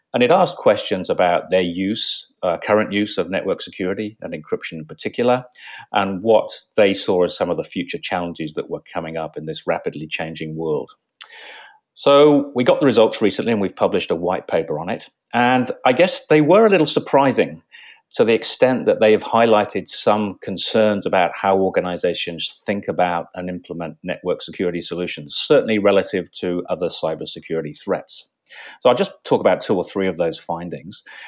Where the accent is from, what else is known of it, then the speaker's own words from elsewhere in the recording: England, United Kingdom; moved away as an adult; now in Australia; I grew up in England